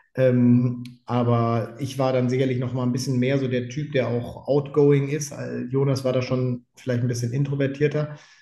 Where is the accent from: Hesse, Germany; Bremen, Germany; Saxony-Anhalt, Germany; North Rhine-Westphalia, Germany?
North Rhine-Westphalia, Germany; Leverkusen; ich bin in Leverkusen groß geworden.